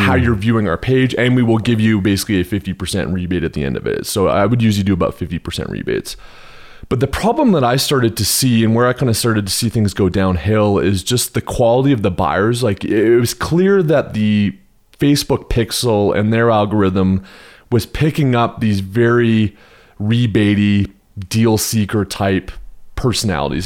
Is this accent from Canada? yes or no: yes; Canada; also born or lived in Houston, Texas, United States; now in Park City, United States; I'm originally from Canada. I spent fourteen years in Texas, the flatlands, the concrete jungle of, of Houston, Texas